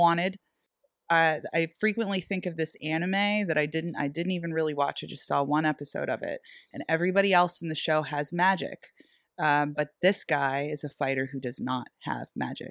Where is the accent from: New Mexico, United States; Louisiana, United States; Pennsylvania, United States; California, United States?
Pennsylvania, United States; Erie; Sherlock's in Erie, Pennsylvania, my hometown